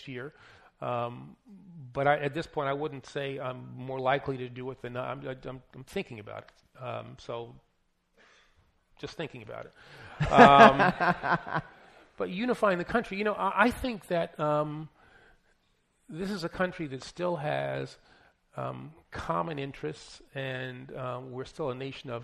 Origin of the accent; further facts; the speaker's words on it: New York City, New York, United States; also born or lived in Bronx; born in the Bronx, growing up in Queens, in New York City